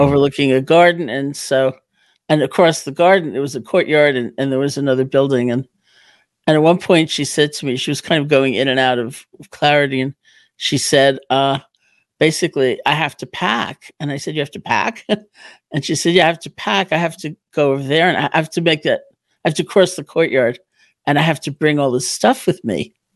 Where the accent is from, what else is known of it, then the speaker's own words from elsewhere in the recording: New York City, New York, United States; also born or lived in Barre, Massachusetts; I'm from New York originally